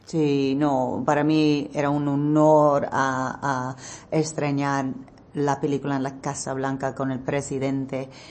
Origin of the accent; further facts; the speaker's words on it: United States; Spanish is a second language; yo nací en Estados Unidos, pero en Estados Unidos yo soy la mexicana. Cuando voy a México, yo soy la americana.